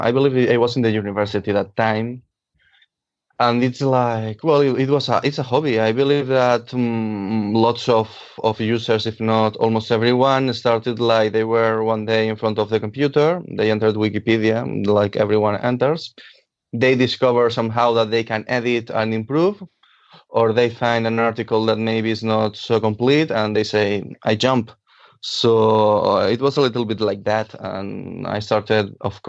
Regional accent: Valencia, Valencian Community, Spain; first language Catalan; English is a second language; I was born in Algiros, which is a neighborhood in here in Valencia

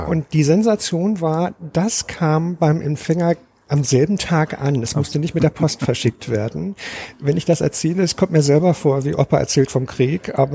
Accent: Lower Saxony, Germany; now in Berlin, Germany; nein, nein. Ich habe einen Migrationshintergrund. Ich komme aus Niedersachsen.

